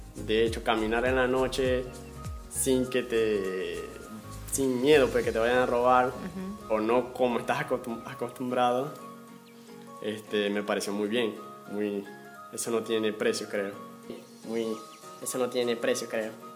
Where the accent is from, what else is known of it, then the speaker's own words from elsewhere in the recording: Zulia, Venezuela; moved away as an adult; now in Peru; donde yo vengo, del estado Zulia